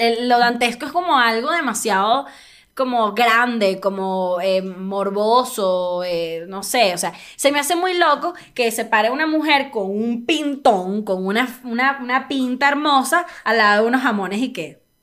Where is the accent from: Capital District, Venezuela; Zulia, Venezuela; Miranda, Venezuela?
Capital District, Venezuela; Caracas; also born or lived in El Tigre, Venezuela; now in Mexico City, Mexico; soy caraqueña, yo soy capital, capitalina